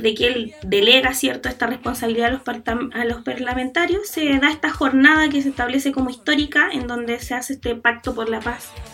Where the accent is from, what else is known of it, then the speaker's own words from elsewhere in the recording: Chile; nosotros como chilenos